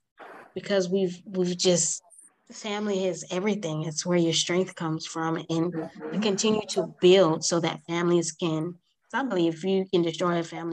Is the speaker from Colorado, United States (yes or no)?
no; New Jersey, United States; moved away; I'm originally from New Jersey.